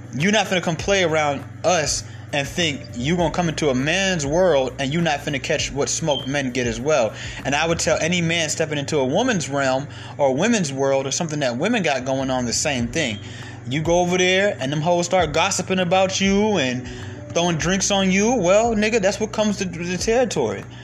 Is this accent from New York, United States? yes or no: yes; New York, United States; now in Atlanta, United States; I'm originally from New York